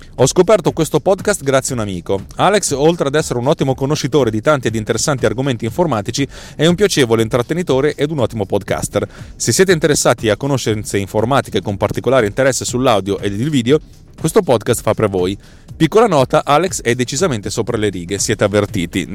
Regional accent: Milan, Lombardy, Italy; io sono di Milano

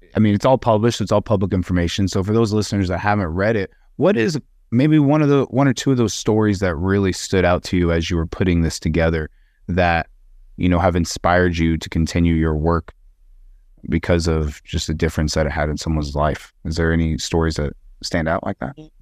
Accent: Wyoming, United States; being back in Wyoming, my home state

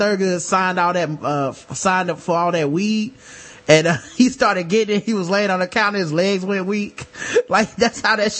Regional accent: the South, United States; we are from the South

